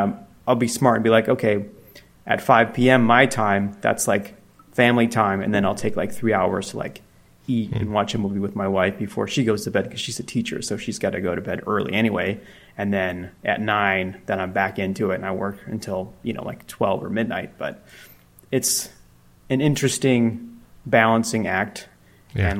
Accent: Chicago, Illinois, United States; moved away as an adult; also born or lived in Denver; I grew up in Chicago and then I moved to Denver on a whim

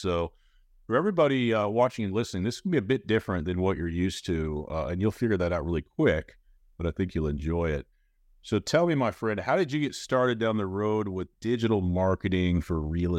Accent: Indiana, United States; So again, I'm from Central Indiana. Way I was raised, work hard, get ahead, play hard, that type of thing

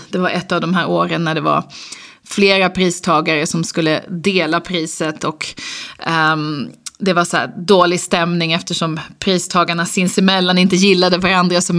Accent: Lund, Skåne, Sweden; also born or lived in Uppsala / United States; now in Stockholm, Sweden; Nej, men jag är uppvuxen i Lund, pluggade i Uppsala och lite i USA. Och sen så flyttade jag till Stockholm

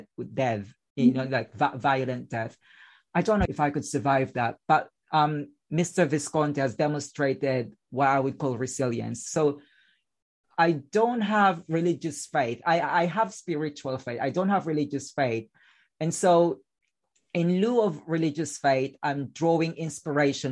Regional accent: Philippines; English is a second language; moved away; because I spent my childhood in a slum in the Philippines.

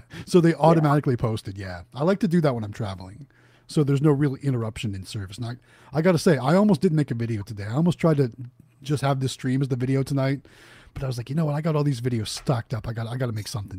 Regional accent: Youngstown, Ohio, United States; moved away; I'm originally from Northeast Ohio, as my shirt says. Youngstown, Ohio, is where I'm from.

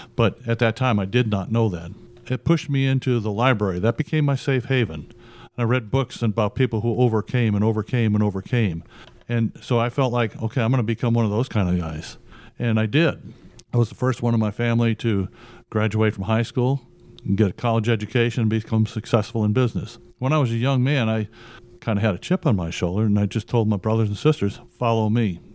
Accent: Chicago, Illinois, United States; moved away; I grew up in poverty. I'm originally from Chicago

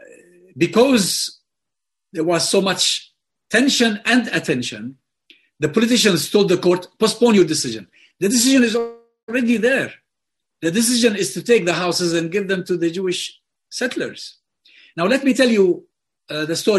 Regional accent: Hebron, West Bank, Palestine; moved away; Hebron, my hometown

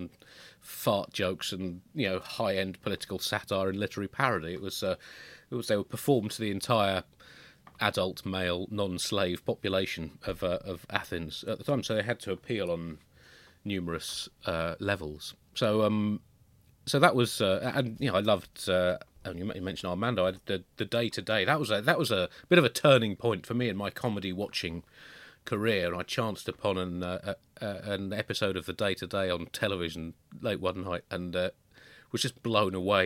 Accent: Tunbridge Wells, South East England, United Kingdom; I grew up in Tunbridge Wells

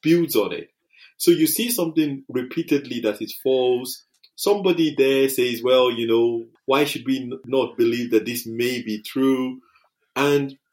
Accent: United Kingdom; our culture, being British, is that, you know, we have a stiff upper lip.

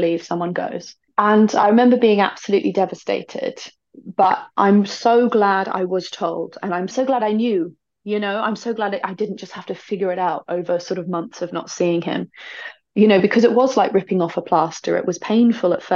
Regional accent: United Kingdom; I feel like as British people

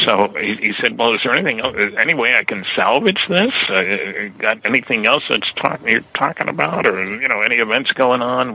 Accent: New Jersey, United States; moved away; I grew up in New Jersey

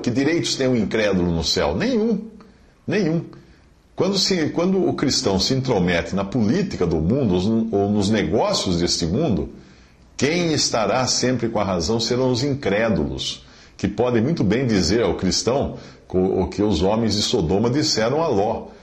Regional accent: Brazil; eu sou brasileiro na minha nacionalidade, porque eu nasci no Brasil

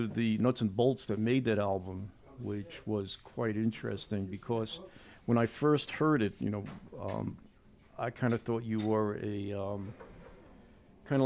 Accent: South Bellmore, New York, United States; I grew up in South Belmore

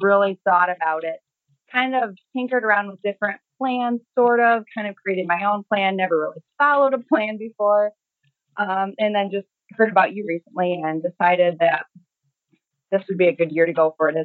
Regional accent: St. Clair, Michigan, United States; I'm from St. Clair, Michigan, and that's about an hour north of Detroit, small town area

